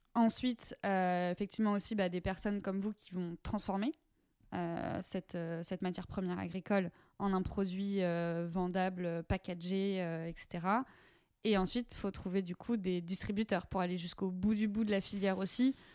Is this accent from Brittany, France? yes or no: yes; Breton, Brittany, France; je suis bretonne moi-même